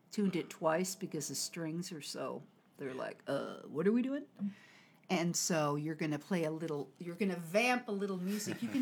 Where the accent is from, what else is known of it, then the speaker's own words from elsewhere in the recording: United States; now in China; from America.